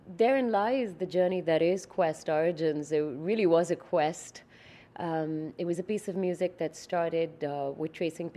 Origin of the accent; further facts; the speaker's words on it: India; now in Montreal, Canada; I'm Indian